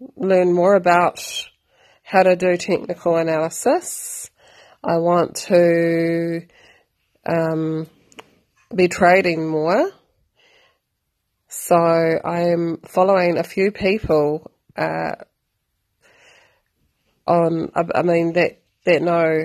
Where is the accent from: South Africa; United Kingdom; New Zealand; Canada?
New Zealand; I am from New Zealand.